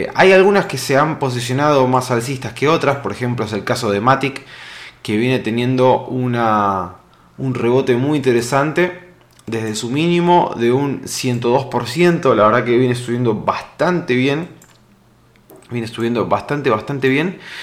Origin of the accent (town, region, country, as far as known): Argentina